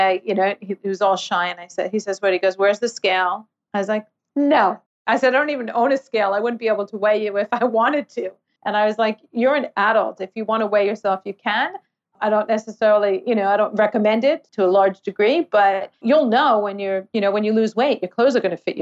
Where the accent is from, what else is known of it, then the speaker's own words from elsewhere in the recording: New York City, New York, United States; now in Australia; I'm from New York City.